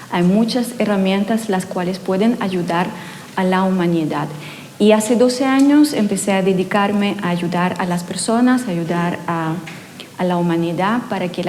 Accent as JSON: {"language": "Spanish", "country": "Ukraine", "second_language": "Spanish", "moved": "yes", "lives_now": "Chile", "said": "eh, vine de Ucrania hace 20 años con la familia completa, así que durante 20 años ya me convertí casi en una chilena, aunque sigo hablando a veces no muy bien y a veces aparece el acento bastante fuerte."}